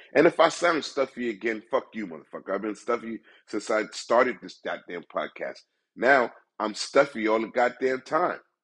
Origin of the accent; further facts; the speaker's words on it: United States; me as a black man in America